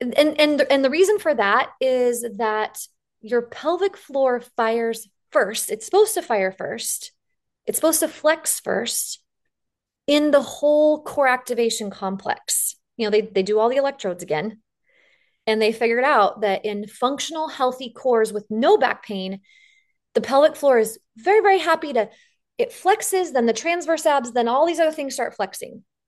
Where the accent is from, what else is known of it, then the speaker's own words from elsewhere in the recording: the West, United States; accent: drawl; I'm from the West and we put a drawl on everything